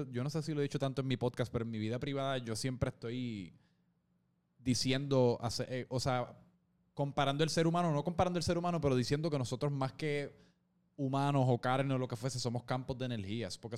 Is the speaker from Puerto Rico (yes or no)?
yes; Puerto Rico